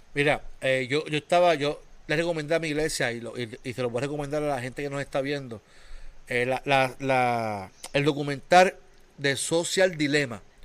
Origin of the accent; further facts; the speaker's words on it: Puerto Rico; somos puertorriqueños